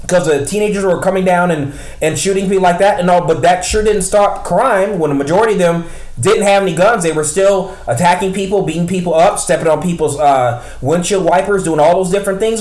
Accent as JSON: {"language": "English", "region": "Midwest", "country": "United States", "said": "I'm from the Midwest. I'm from one of the largest towns we're in in the United States"}